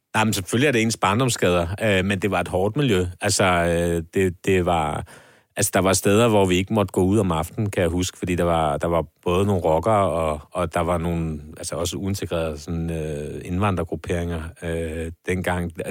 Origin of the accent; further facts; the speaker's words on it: Copenhagen, Capital Region of Denmark, Denmark; min barndom på Nørrebro